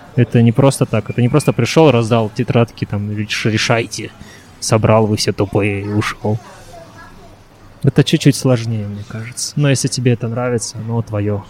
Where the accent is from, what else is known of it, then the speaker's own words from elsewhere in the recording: Taldykorgan, Jetisu Region, Kazakhstan; also born or lived in Japan; перевернулся в родной город Талдыкурган